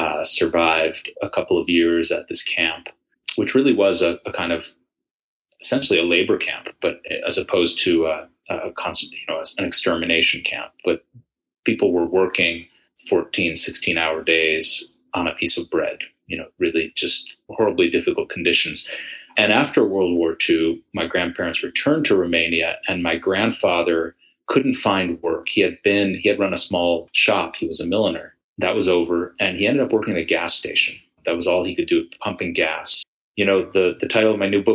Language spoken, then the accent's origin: English; Buffalo, New York, United States; also born or lived in Israel; I was born in Israel, but my family moved to Buffalo, New York, when I was 3 years old in the 1970s.